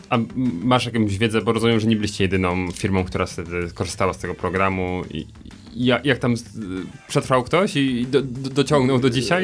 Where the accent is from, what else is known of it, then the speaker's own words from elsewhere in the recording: Sosnowiec, Silesian Voivodeship, Poland; wywodzę się z pl, e, liceum Azji. Plater, nie, liceum Plater i e, w Sosnowcu